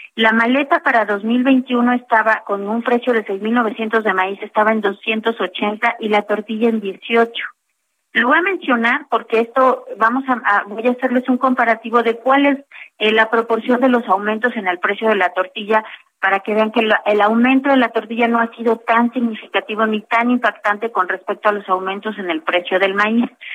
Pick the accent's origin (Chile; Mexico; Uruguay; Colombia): Mexico; como mexicanos